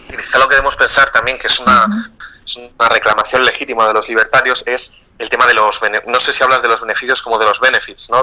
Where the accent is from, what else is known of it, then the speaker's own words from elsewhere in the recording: Spain; Yo soy ciudadano español